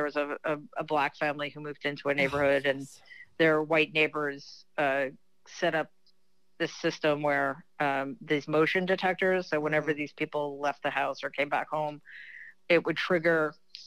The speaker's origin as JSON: {"language": "English", "town": "New York City", "region": "New York", "country": "United States", "tie": "born or raised there", "also_born_or_lived": "Manhattan, New York / Long Island, New York", "said": "I am a city kid. I grew up in Queens"}